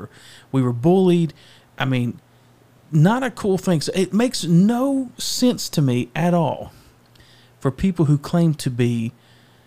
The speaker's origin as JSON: {"language": "English", "region": "Louisiana", "country": "United States", "tie": "born or raised there", "said": "I grew up in the Deep South. I grew up in Louisiana."}